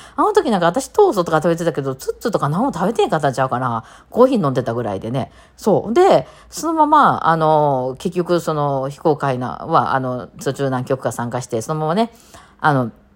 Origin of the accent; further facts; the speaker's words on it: Kansai, Japan; うちの…っていうバンド4人、関西人なんですよ。まあ全員大阪ではないんですけど、まあ関西人